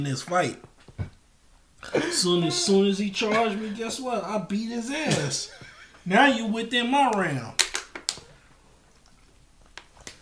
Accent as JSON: {"language": "English", "country": "United States", "also_born_or_lived": "Chicago", "said": "I'm from America"}